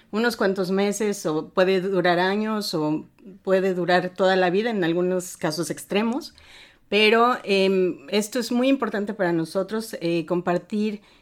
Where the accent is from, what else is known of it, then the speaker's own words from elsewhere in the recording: Puebla, Mexico; moved away as an adult; also born or lived in Mexico City; now in Germany; Soy mexicana, radicada en Alemania desde hace 22 años. Eh, nací en la Ciudad de México y desde pequeña fui una migrante en mi propio país